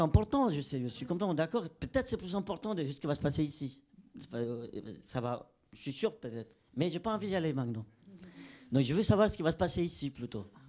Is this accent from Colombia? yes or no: yes; Colombia; now in France; je viens de Colombie